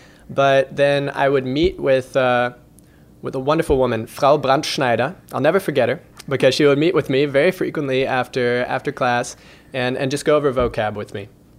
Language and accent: English; Remscheid, North Rhine-Westphalia, Germany; moved away as an adult; also born or lived in Lexington, Kentucky, United States; now in Louisville, United States; I was born in Lexington, Kentucky, right here in the bluegrass. But when I turned 7, I moved to Germany with my mother. She remarried, and my stepdad is German, and so we moved there to be with him in a little town called Remscheid in Germany, which is in the west.